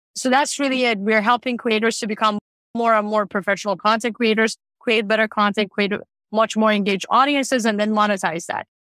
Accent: Tehran, Tehran Province, Iran; now in Canada; I grew up in Tehran in Iran

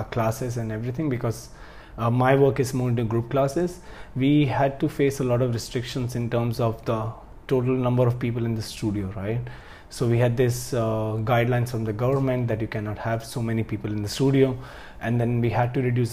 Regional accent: India; I'm from India

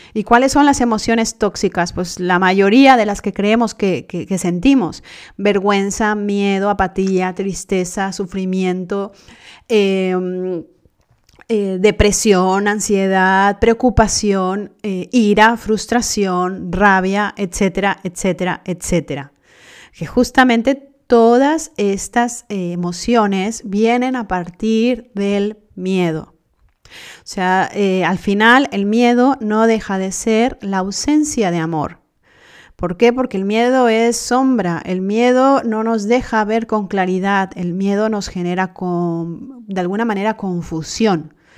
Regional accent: Mexico; yo soy mexicana

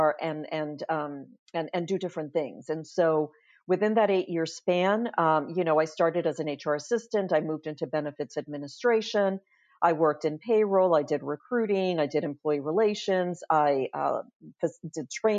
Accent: New York City, New York, United States; moved away as an adult; now in Florida, United States; while I'm a resident of Florida now and have been for a number of years, I'm originally from New York City

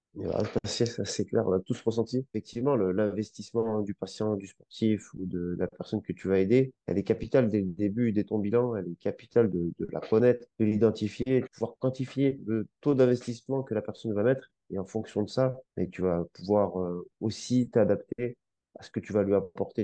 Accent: Grenoble, Auvergne-Rhône-Alpes, France; moved away; Je viens de Grenoble, là, au ski tous les hivers et mes frères faisaient du ski

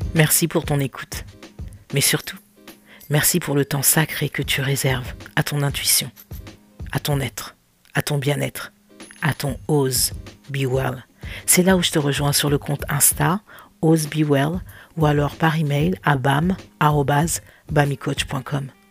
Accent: France; moved away as an adult; now in United States; Et moi, je le vis aux États-Unis. Ça fait cinq ans que j'ai quitté la France

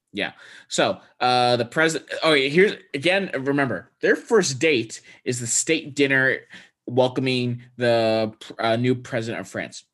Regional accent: Texas, United States; I grew up in Texas

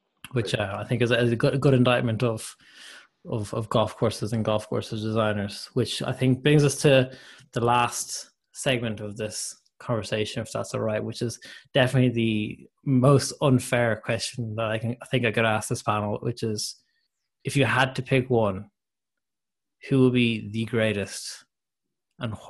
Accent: Ireland; as an Irishman

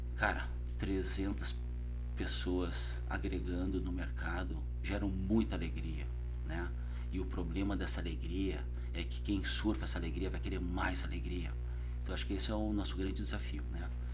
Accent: South Region, Brazil; moved away as an adult; also born or lived in São Paulo; eu saí do Sul, eu ia assumir a área de qualidade da GM

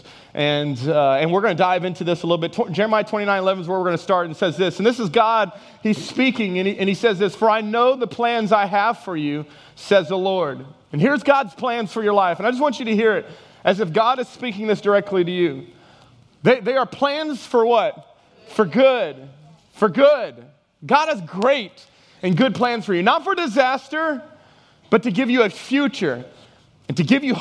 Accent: Texas, United States; moved away as an adult; also born or lived in Houston, Texas / Dallas, Texas / Lafayette, Louisiana / Welsh, Louisiana; now in Louisiana, United States; I'm from Texas originally

